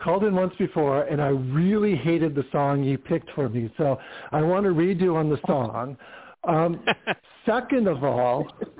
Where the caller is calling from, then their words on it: Palm Springs, California, United States; I'm in Palm Springs, California.